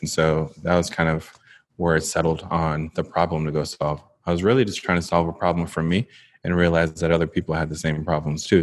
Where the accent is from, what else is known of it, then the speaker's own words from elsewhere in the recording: Jamaica; moved away; I am a Jamaican-born, now entrepreneur